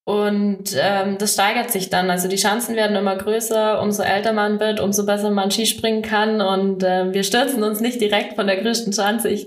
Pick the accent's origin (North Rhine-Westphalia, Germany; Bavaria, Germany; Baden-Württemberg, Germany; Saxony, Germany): Bavaria, Germany; Oberstdorf; bei uns in Oberstoff ist die Schanze natürlich vor der Haustüre. Ähm, mein großer Bruder hat das ähm, auch mal gemacht